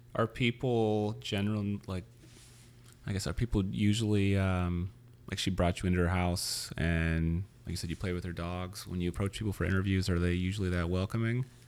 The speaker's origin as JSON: {"language": "English", "region": "Missouri", "country": "United States", "tie": "born or raised there", "also_born_or_lived": "Louisiana", "moved": "yes", "lives_now": "San Francisco, United States", "said": "I grew up in Missouri, and, uh, I lived in Louisiana for ten years"}